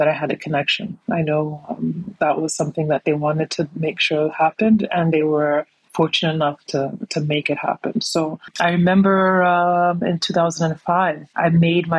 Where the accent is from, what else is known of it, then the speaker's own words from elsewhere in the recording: New York City, New York, United States; moved away as an adult; also born or lived in Gambia; now in Dakar, Senegal; I was born and raised in New York